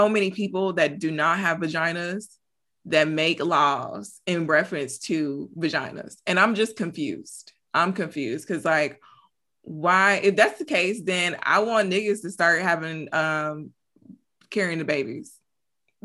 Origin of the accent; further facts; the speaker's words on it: Michigan, United States; now in Texas, United States; I'm from Michigan, so I'm used to snow